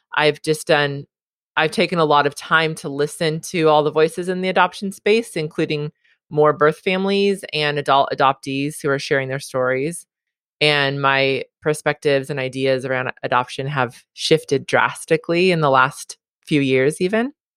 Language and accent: English; Southern California, United States; also born or lived in Hawaii; I was born and raised in Southern California.